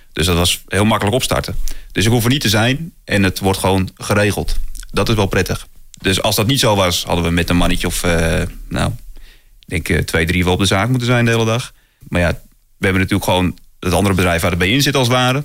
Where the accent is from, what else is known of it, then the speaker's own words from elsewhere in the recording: North Holland, Netherlands; bij ons in Noord-Holland